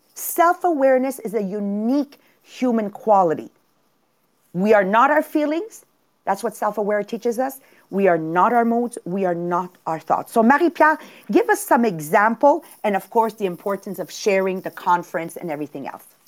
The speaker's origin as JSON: {"language": "English", "country": "Italy", "tie": "born or raised there", "said": "born where I was born in Italy and raised the way I was raised"}